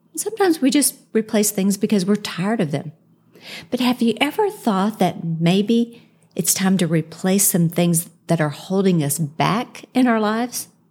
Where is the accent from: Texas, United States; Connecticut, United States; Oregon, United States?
Texas, United States; Houston; moved away as an adult; now in Dallas, United States; We moved from Houston, where I grew up